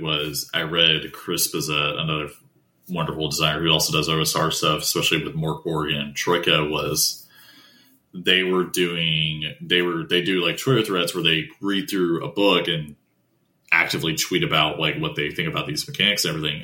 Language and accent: English; Appalachia, United States; I grew up in Appalachian region originally, like near that region